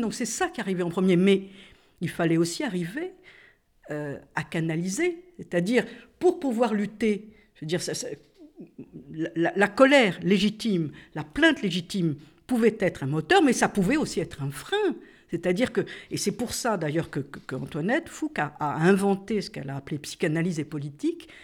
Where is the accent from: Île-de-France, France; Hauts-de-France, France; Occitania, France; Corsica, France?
Corsica, France; Je suis corse